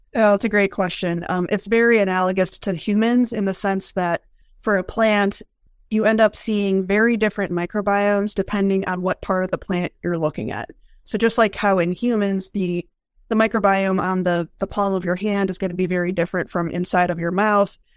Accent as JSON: {"language": "English", "region": "Michigan", "country": "United States", "tie": "born or raised there", "also_born_or_lived": "North Carolina", "moved": "as an adult", "lives_now": "Kansas, United States", "said": "I grew up in Michigan"}